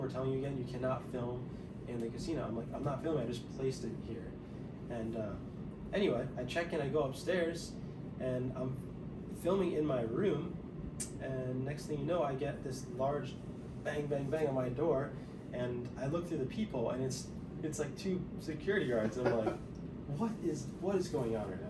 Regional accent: New Jersey, United States; moved away as an adult; also born or lived in Kutztown, Pennsylvania; now in Las Vegas, United States; where I grew up in Central Jersey

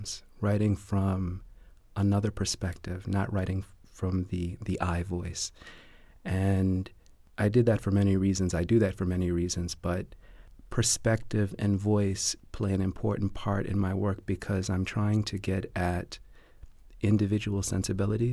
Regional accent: New Orleans, Louisiana, United States; I'm from New Orleans

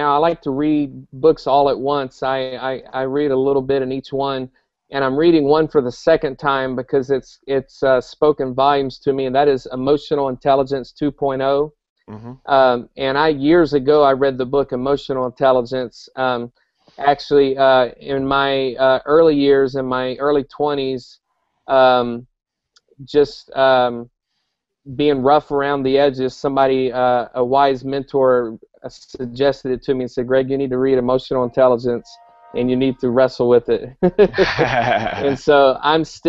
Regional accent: South Carolina, United States; moved away as an adult; now in Joplin, Missouri, United States; I'm born and raised in South Carolina.

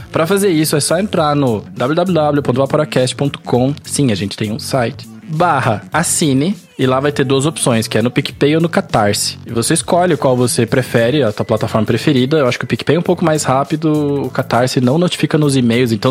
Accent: Curitiba, Paraná, Brazil; accent: Curitiba; É mais perto do que o meu, porque o meu sotaque é neutro, você tá ligado? Curitiba não tem sotaque.

